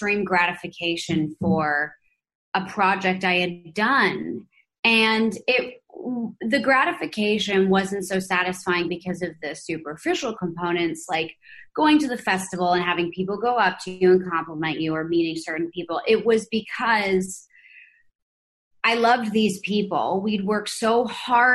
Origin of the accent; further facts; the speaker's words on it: New York City, New York, United States; moved away as an adult; now in Los Angeles, United States; growing up in New York City